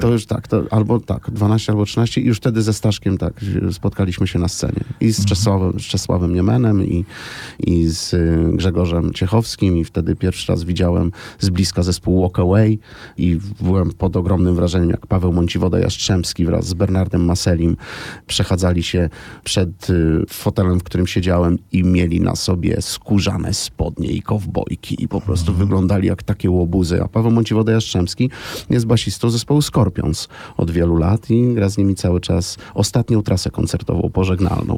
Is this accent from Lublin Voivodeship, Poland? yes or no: yes; Krasnystaw, Lublin Voivodeship, Poland; also born or lived in Zamość; urodziłem się w Krasnymstawie i rodzice wozili mnie do szkoły oddalonej o 30 km kilka razy w tygodniu